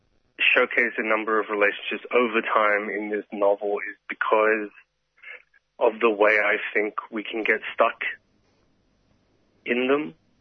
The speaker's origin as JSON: {"language": "English", "town": "Sydney", "region": "New South Wales", "country": "Australia", "tie": "born or raised there", "said": "my closest queer friends who I grew up with in Western Sydney."}